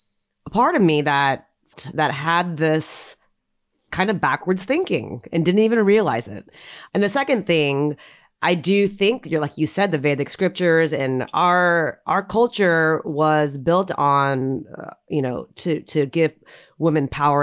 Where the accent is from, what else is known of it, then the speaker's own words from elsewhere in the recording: United States; growing up and being an Indian American girl